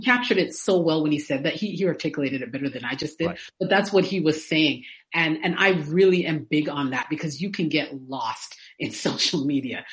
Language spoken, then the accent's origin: English; Canada; now in Atlanta, United States; I was born in Canada and now I live in Atlanta